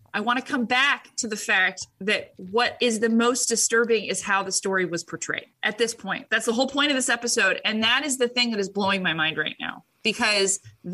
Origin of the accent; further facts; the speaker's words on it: Orange County, California, United States; moved away; I came from Orange County